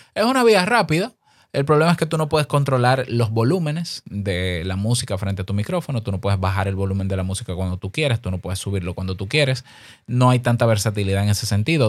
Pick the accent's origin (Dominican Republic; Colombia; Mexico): Dominican Republic; Incluso en mi país te exigen carnet de locutor